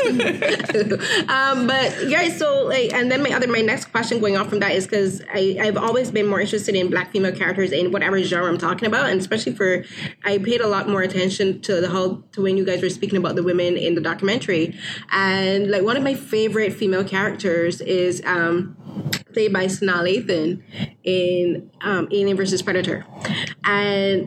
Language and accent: English; Barbados; I grew up in Barbados